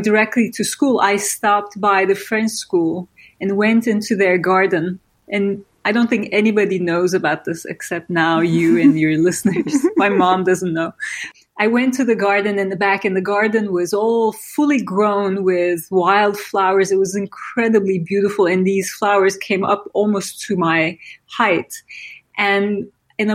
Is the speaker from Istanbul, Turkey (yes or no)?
no; İzmir, Turkey; now in New York, United States; I grew up in Izmir, which at the time was a small Aegean city, kind of quiet and beautiful